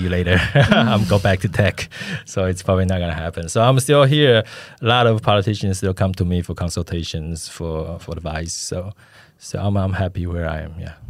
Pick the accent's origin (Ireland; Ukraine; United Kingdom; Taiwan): Taiwan; Taipei; moved away; also born or lived in United States; I grew up in Daan and Shinyi